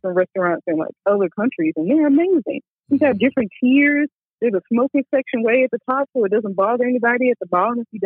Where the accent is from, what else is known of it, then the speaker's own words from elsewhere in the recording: Mississippi, United States; I'm from Mississippi